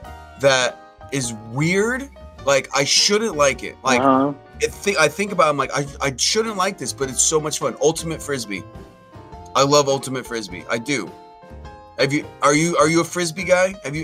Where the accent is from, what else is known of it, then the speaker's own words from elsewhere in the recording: San Francisco Bay Area, California, United States; And I'm born and raised in the San Francisco Bay Area.